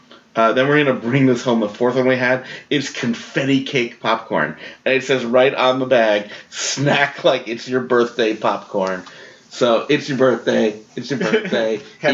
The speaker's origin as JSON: {"language": "English", "region": "New York", "country": "United States", "tie": "born or raised there", "said": "I grew up in New York"}